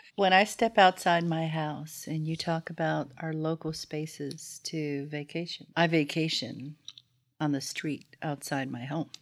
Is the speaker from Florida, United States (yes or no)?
yes; Florida, United States; I'm from Florida, right? So, so I lived there, and I must have been eight or nine, maybe